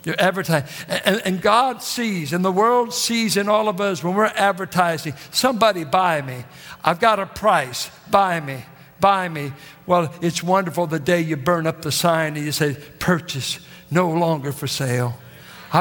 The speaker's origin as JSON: {"language": "English", "town": "Richmond", "region": "California", "country": "United States", "tie": "born or raised there"}